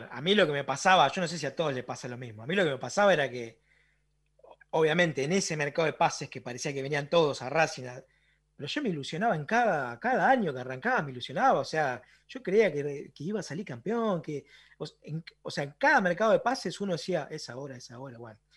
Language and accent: Spanish; Boulogne, Buenos Aires Province, Argentina; yo soy de Boulogne